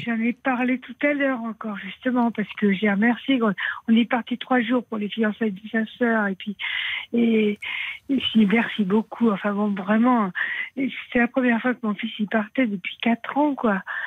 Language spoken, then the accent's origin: French; Aveyron, Occitania, France; je suis de l'Aveyron.